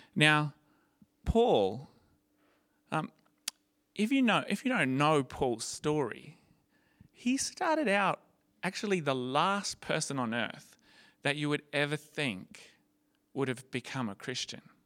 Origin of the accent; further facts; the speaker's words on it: Gold Coast, Queensland, Australia; It was when I was 15, as a, a high school student, um, growing up on the Gold Coast.